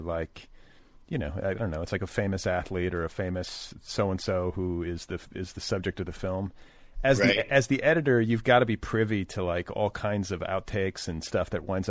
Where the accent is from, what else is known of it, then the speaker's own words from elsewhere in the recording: Midwest, United States; moved away; also born or lived in Colorado; we grew up in the Midwest